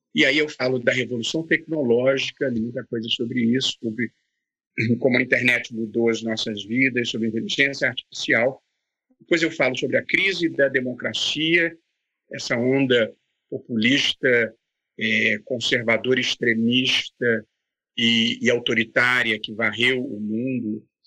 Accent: Vassouras, Rio de Janeiro, Brazil; eu sou de Vassouras. Vassouras é uma adorável cidade no interior do Rio de Janeiro, fica duas horas do Rio

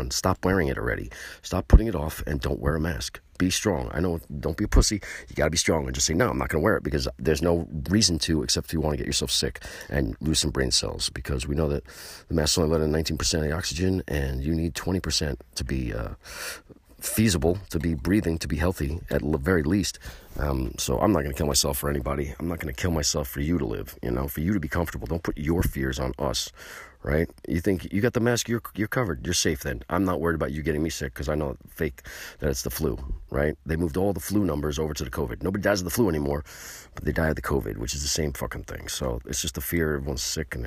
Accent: New York, United States; We're from New York

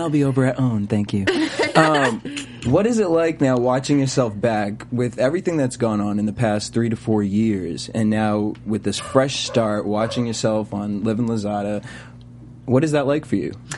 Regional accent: East Coast, United States; now in Los Angeles, United States; I'm from the East Coast, and so I know coming over to LA, there's a lot of adjustments.

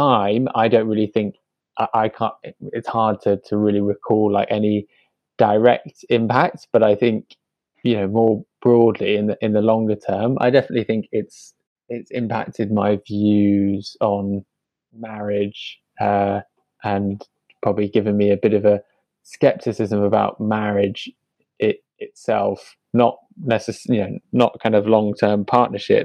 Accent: London, United Kingdom; also born or lived in Fulham / Clapham; I was born in West London and grew up for the first 5 years of my life in Fulham

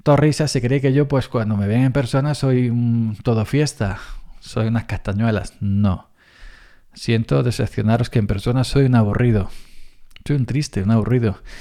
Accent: Andalusia, Spain; somos los andaluces un poco exagerados

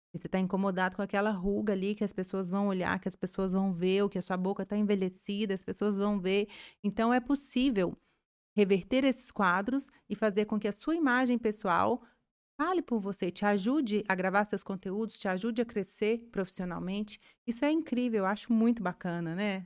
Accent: Carmo da Mata, Minas Gerais, Brazil; a gente que é, é, do interior, né? Eu sou lá de Carmo da Mata

